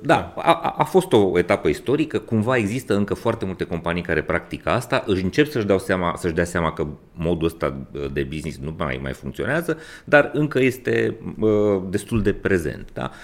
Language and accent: Romanian; Brașov, Brașov County, Romania; also born or lived in Maramureș; eu sunt brașovean, măritat în Maramureș